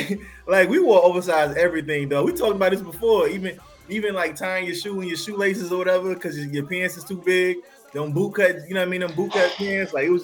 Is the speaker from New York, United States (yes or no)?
yes; New York, United States; moved away; also born or lived in Atlanta, Georgia; I'm from New York